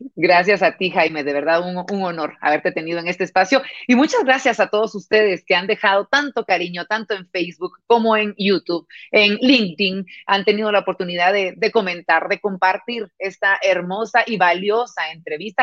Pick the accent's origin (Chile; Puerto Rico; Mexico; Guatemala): Guatemala; Nosotros los guatemaltecos